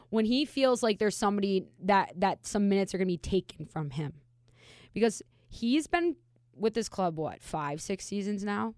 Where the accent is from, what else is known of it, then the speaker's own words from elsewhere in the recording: Minnesota, United States; now in Las Vegas, United States; I'm from Minnesota